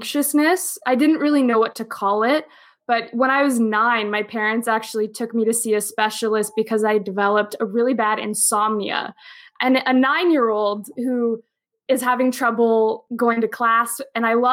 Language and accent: English; outside of Toronto, Ontario, Canada; moved away as an adult; also born or lived in New York City / Geneva, Switzerland / Boston; I'm from Canada, and we're both from outside of Toronto